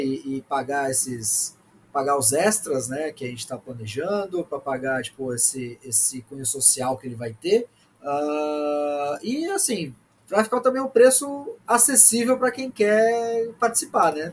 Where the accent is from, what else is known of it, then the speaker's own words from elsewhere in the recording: Brazil; Sou brasileiro médio